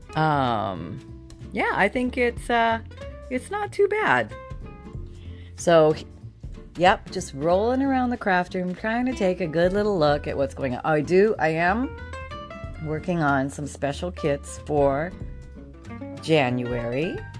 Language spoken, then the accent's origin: English; Canada; moved away; I grew up in Canada, so I remember some pretty pretty frigid winters